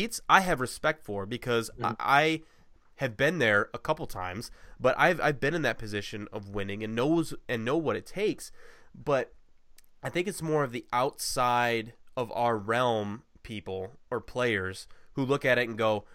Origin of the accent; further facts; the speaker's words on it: Ohio, United States; I'm from Ohio